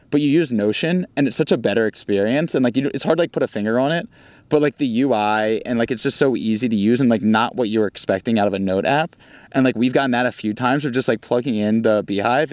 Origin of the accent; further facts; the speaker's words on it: Baltimore, Maryland, United States; accent: Baltimore; moved away as an adult; now in Los Angeles, United States; my Baltimore accent